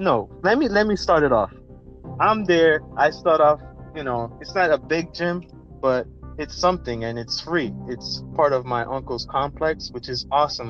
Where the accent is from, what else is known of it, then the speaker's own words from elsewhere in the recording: New Jersey, United States; We're both from Jersey